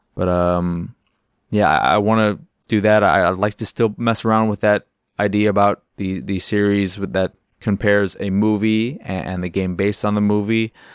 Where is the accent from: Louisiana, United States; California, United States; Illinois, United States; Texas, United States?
Illinois, United States; Chicago; I am from Chicago.